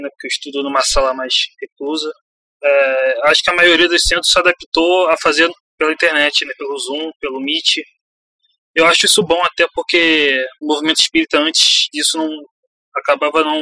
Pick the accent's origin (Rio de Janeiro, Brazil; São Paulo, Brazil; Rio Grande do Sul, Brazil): Rio de Janeiro, Brazil; eu sou aqui do Rio e trabalho no centro.